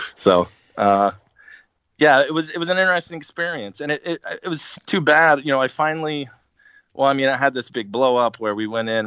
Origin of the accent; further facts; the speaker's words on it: Arizona, United States; I was from Arizona.